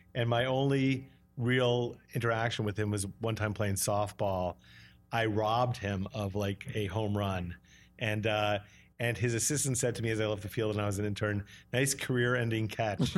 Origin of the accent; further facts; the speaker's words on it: Brattleboro, Vermont, United States; moved away; also born or lived in New York City; I was six years old, and, uh, she found out this guy was gay, and we drove in the middle of the night to Vermont to a commune